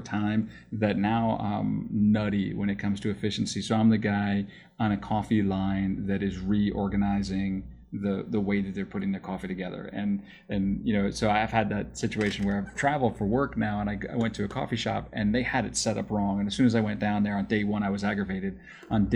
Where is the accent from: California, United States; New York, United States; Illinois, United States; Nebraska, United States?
New York, United States; I grew up in New York